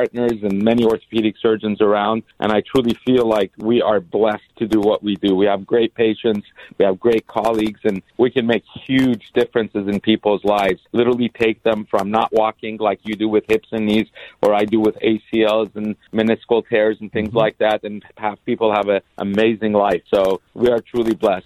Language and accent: English; Los Angeles, California, United States; also born or lived in Boston; I grew up in L.A. I went to William Howard Taft High School in Woodland Hills